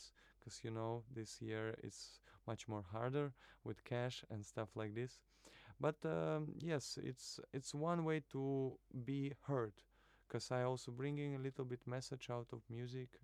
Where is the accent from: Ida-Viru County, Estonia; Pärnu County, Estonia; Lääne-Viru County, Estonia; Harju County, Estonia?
Ida-Viru County, Estonia; Narva; moved away as an adult; also born or lived in Kaliningrad / Moscow / Tartu; now in Tallinn, Estonia; I'm from Narva originally, but I was born in Kaliningrad, and the first few years I was spending in Moscow also. That's what my memory is saying to me. But then most of my life I was living in Narva until 19 years old.